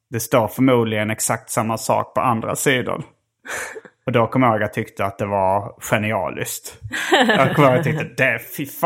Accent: Lund, Skåne, Sweden; jag har vuxit upp i Lund

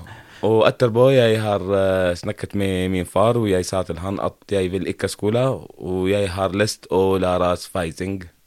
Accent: Homs, Homs Governorate, Syria; first language Arabic; Norwegian is a second language; moved away as an adult; now in Norway; Jeg har vokst opp i Syria, i et område som heter Homs

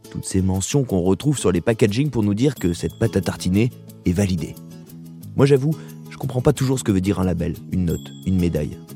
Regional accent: Corsica, France; Moi je ne fais que ça, je viens de Corse, donc nous on est en circuit court.

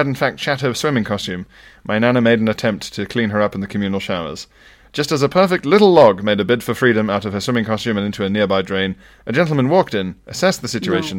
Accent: North West England, United Kingdom; Very close, but I'm actually from Cumbria.

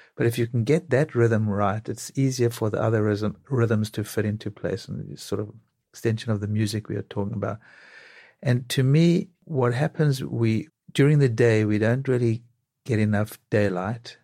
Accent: South Africa; now in New York, United States; growing up in South Africa

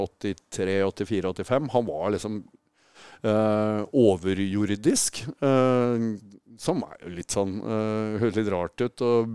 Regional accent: Tønsberg, Vestfold, Norway; Hvis vi holder oss i Norge, så er jeg fra Tønsberg.

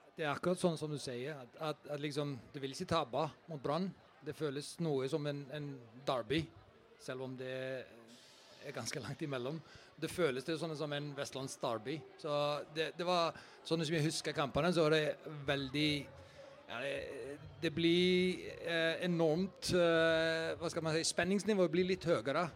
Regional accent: Iceland; moved away as an adult; Jeg kommer fra Island.

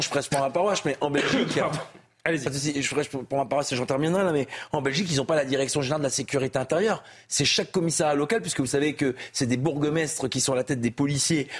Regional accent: Lille, Hauts-de-France, France; je viens de Lille

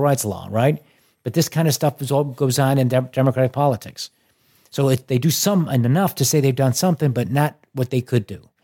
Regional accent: Chicago, Illinois, United States; growing up in Chicago

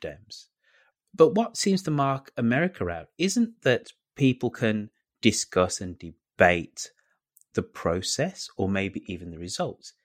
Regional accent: United Kingdom; now in United States; I'm an American in training because I'm, cause I'm British

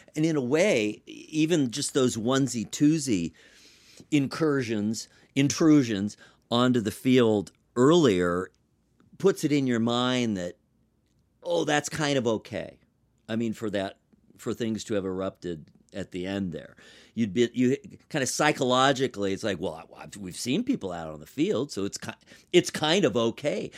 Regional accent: Los Angeles, California, United States; moved away; I'm from Los Angeles originally

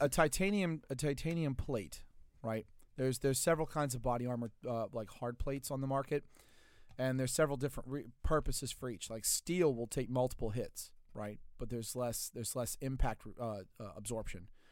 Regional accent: Louisiana, United States; I'm from Louisiana, not that part of Louisiana

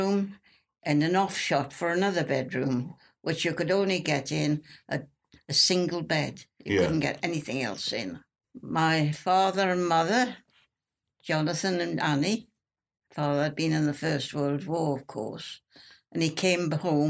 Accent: South Shields, North East England, United Kingdom; accent: Geordie; now in Peterborough, United Kingdom; I come from South Shields, County Durham. That's near Newcastle upon Tyne. I'm a Geordie.

